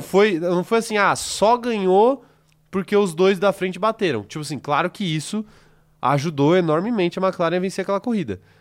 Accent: Salvador, Bahia, Brazil; eu nasci em Salvador, eu sou solteiro politano. Sim. Então tenho muito orgulho da Bahia

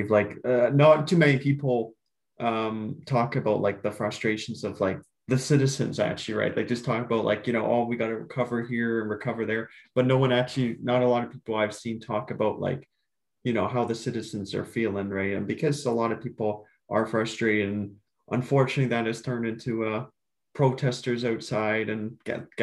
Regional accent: Clarington, Ontario, Canada; at least like me growing up in Clarington, like you can see like the the progress of all the new stuff

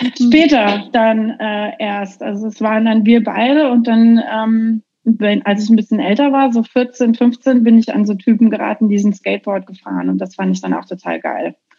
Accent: Dreihausen, Hesse, Germany; moved away as an adult; also born or lived in Marburg / Giessen / Offenbach; now in Bellingham, United States; ich bin zwar in Marburg geboren, aber ich bin auf so einem ganz kleinen Kaff äh, aufgewachsen, so ein richtiges hessisches Einöd. Das Kaff heißt Dreihausen

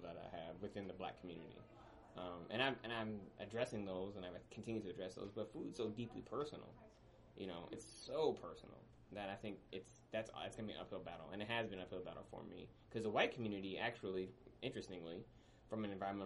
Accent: Midwest, United States; also born or lived in Mississippi; I'm from the Midwest

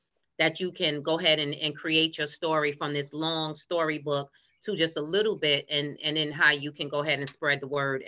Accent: New York City, New York, United States; accent: New York; moved away as an adult; now in Maryland, United States; I'm from Brooklyn

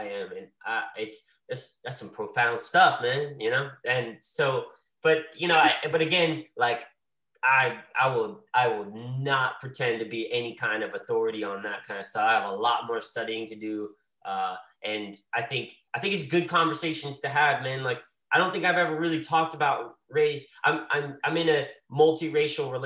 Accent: Greensboro, North Carolina, United States; growing up in Greensboro, North Carolina in the South

